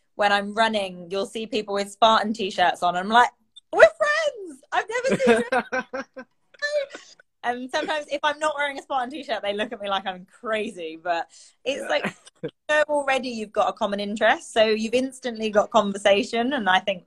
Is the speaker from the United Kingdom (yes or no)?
yes; United Kingdom; now in Singapore; I'm British.